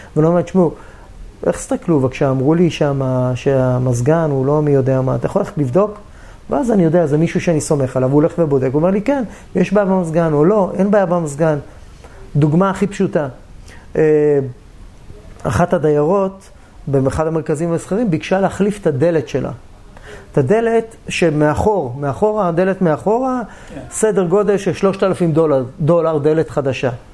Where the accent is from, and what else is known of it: Israel